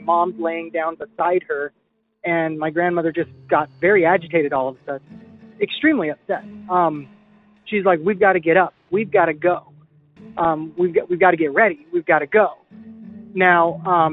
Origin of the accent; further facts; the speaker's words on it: Idaho, United States; I'm from Idaho.